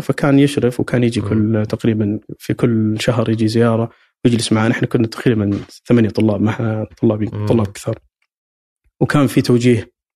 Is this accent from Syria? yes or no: no; Saudi Arabia; عندنا في السعوديه